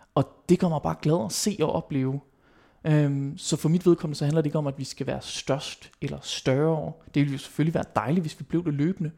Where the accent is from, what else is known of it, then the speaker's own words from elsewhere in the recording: West Jutland, Denmark; nu er jeg jo vestjyde